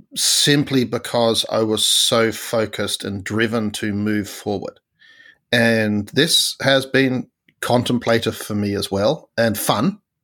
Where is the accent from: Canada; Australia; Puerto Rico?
Australia; as an Australian